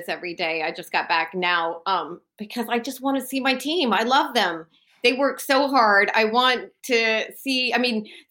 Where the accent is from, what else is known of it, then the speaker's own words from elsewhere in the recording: Texas, United States; moved away as an adult; now in United Kingdom; I'm from Texas where everything's sort of bigger and better